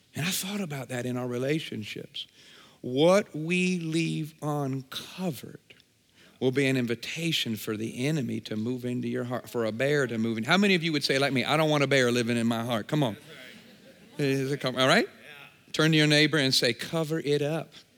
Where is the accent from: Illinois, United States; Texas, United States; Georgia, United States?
Illinois, United States; Champaign; I'm from Champaign, Urbana, just about an hour and a half this way